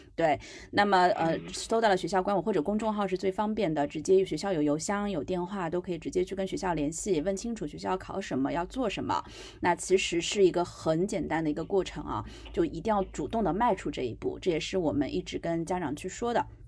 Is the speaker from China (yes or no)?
yes; China; 我们中国人